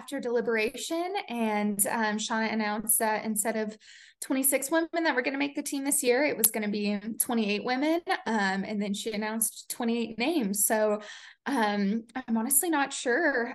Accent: United States; now in Colorado, United States; obviously I grew up in the Smoky Mountains.

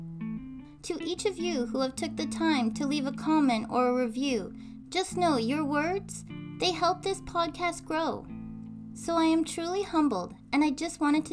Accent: Canada; I'm Canadian Girl.

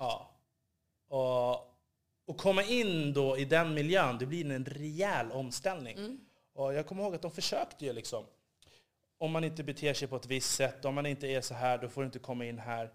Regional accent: Upplands Väsby, Stockholm County, Sweden; jag är uppvuxen i Upplands Väsby

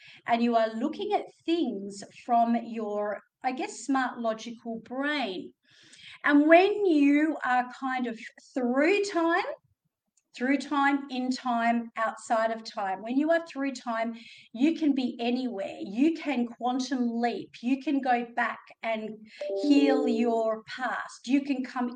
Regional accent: Australia; accent: Australian; my Australian accent

